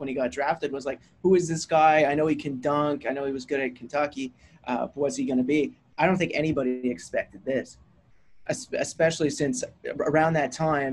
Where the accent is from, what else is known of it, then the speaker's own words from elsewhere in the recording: Canada; I'm a Canadian.